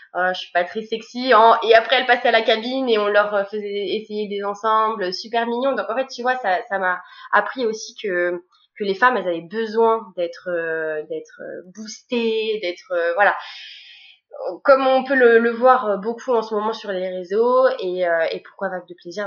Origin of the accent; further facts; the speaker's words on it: Bordeaux, Nouvelle-Aquitaine, France; je suis de Bordeaux